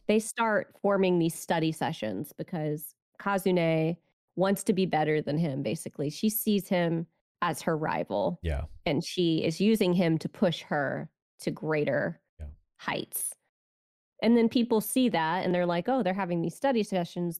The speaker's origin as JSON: {"language": "English", "country": "United States", "said": "I'm an American"}